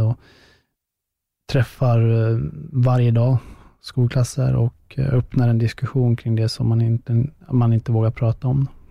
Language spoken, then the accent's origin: Swedish; Västerås, Västmanland, Sweden; i Västerås, då, där jag kommer ifrån